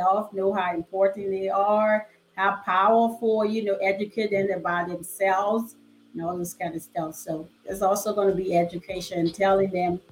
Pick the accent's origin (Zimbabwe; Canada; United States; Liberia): Liberia; moved away; I'm from West Africa, a country called Liberia. And it's a struggle down there. Things are hard